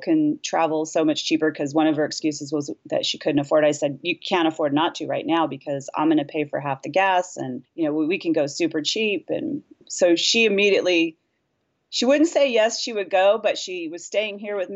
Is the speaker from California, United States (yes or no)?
yes; Hayward, California, United States; I was raised in Hayward, California.